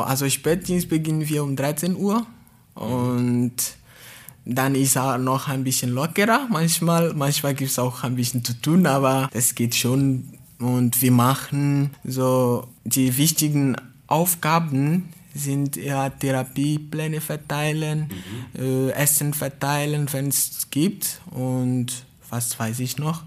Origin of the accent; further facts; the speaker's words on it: Togo; German is a second language; moved away as an adult; now in Baden-Baden, Germany; Ich komme aus Togo